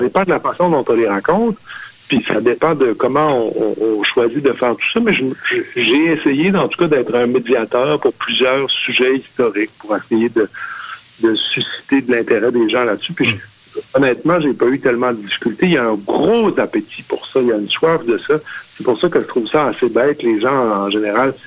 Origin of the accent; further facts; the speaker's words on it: Cookshire, Quebec, Canada; au village, chez moi, à Cookshire, dans les cantons de l'Est, le photographe du village, il était dans la maison qu'on habitait.